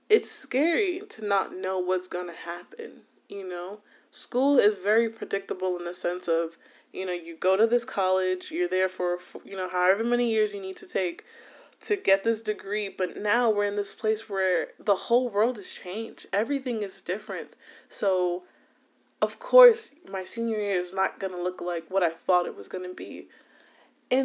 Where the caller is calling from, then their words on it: New Jersey, United States; I'm calling in from New Jersey